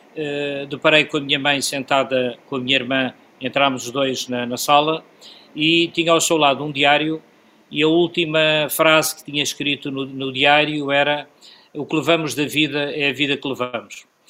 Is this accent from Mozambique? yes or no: yes; Beira, Sofala, Mozambique; now in Portugal; enquanto beirense, nascido em Moçambique